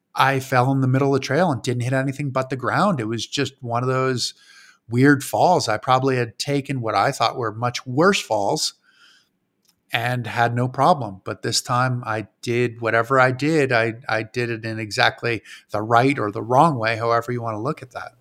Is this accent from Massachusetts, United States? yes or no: yes; Granby, Massachusetts, United States; moved away; I grew up in a town called Granby, Massachusetts, which was probably about five thousand people in Western Mass